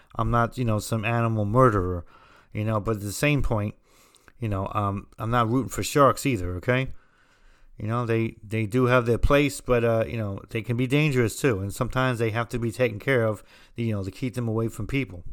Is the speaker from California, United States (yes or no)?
no; New Jersey, United States; I'm from New Jersey